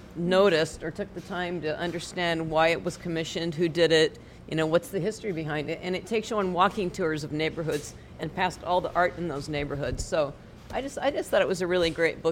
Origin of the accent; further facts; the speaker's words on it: Seattle, Washington, United States; I grew up in Seattle, and I know the city pretty well